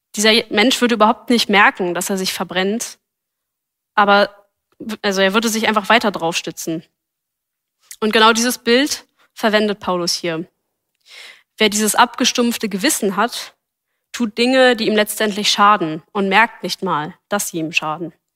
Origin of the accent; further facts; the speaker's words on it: Berlin, Germany; Ich bin als Gemeindekind in Berlin aufgewachsen